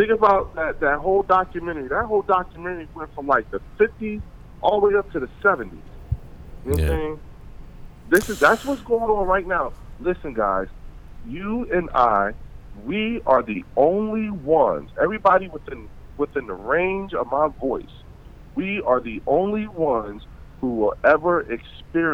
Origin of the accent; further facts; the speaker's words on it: Trenton, New Jersey, United States; a little black boy from Trenton, New Jersey